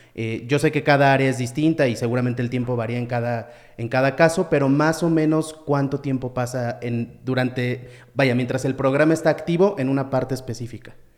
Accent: Mexico; como mexicanos

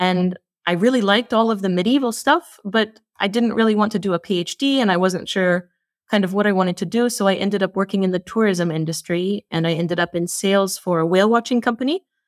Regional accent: United States; moved away as an adult; now in Iceland; I'm an American living in Iceland

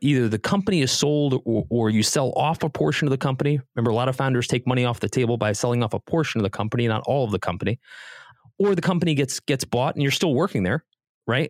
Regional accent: Connecticut, United States; also born or lived in Columbus, Ohio; now in Beverly Hills, United States; I grew up on the East Coast in Connecticut.

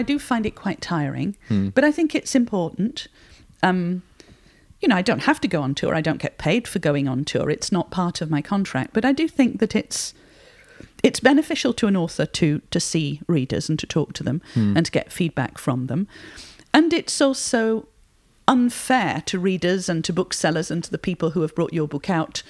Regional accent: Barnsley, Yorkshire and the Humber, United Kingdom; I was born in Barnsley, 12 miles away, and I've always lived in Yorkshire apart from being at university.

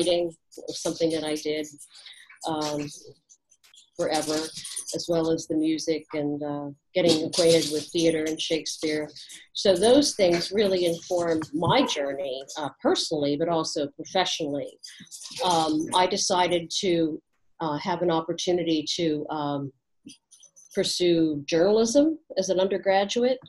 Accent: Indiana, Pennsylvania, United States; I grew up in Indiana, Pennsylvania, land of Christmas trees

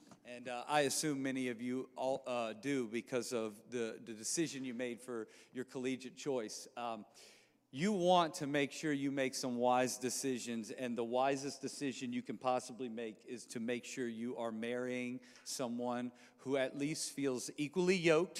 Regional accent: Louisiana, United States; also born or lived in New Orleans, Louisiana / Baton Rouge, Louisiana; We moved, when I was in seventh grade, we moved from New Orleans, Louisiana to Baton Rouge, Louisiana

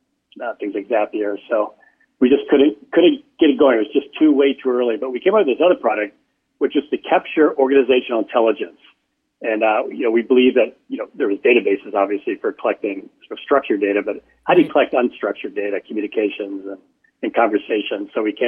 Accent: Michigan, United States; Yeah, outside Detroit.

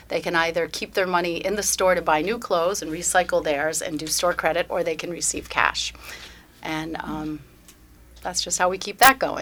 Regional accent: Willimantic, Connecticut, United States; I am born and raised in Willimantic

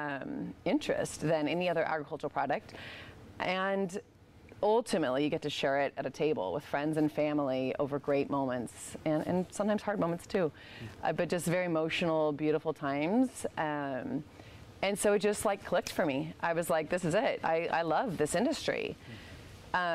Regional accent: Mount Angel, Oregon, United States; I was from Mount Angel. We knew a lot of the same farmers. He could just tell I had that kind of farm kid mentality

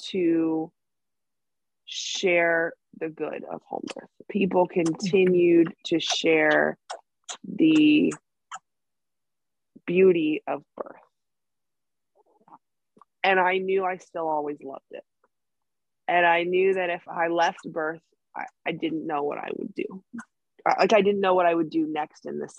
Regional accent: Columbus, Ohio, United States; I'm from Columbus, Ohio.

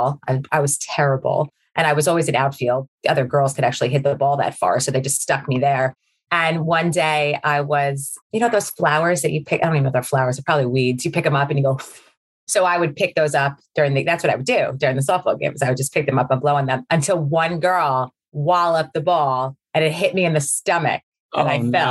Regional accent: Baldwin, New York, United States; also born or lived in Long Beach; now in Jericho, United States; I grew up in a town on the South Shore of Long Island. It's called Baldwin

